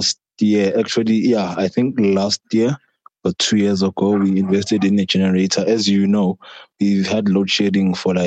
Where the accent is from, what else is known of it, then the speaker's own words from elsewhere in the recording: Soweto, Gauteng, South Africa; I'm from Soweto and I have been living within poverty and inequality for very long.